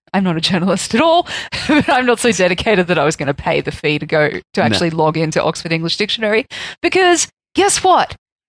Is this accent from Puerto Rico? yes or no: no; Australia; As an Australian, I will accept it.